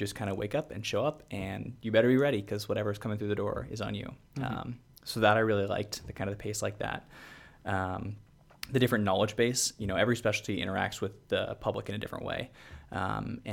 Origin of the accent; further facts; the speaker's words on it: Seattle, Washington, United States; also born or lived in Pacific Northwest; I was born in Seattle, kind of lived like along the Pacific Northwest